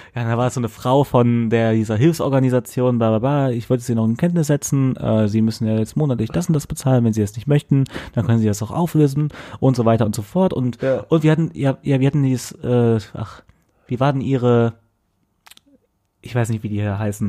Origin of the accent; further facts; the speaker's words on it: Bonn, North Rhine-Westphalia, Germany; moved away as an adult; now in Cologne, Germany; ich komme auch aus Bonn